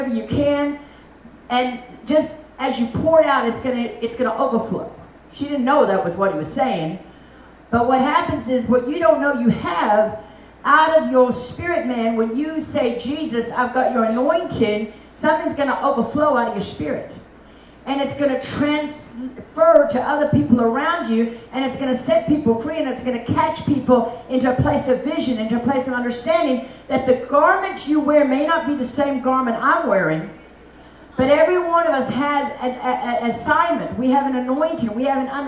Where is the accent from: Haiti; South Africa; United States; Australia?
South Africa; I grew up in South Africa